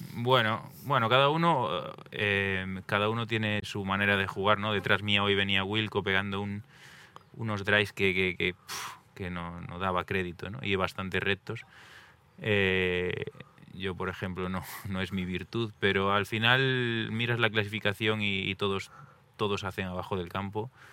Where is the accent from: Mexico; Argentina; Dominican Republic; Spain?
Spain; Galicia; yo soy de Galicia, tenemos muchísimos ríos, montañas